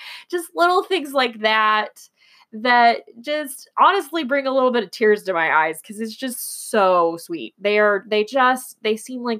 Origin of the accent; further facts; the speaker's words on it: Texas, United States; born there; I am not from Houston. I do speak Texan, I guess, because I was born in Texas, little known fact.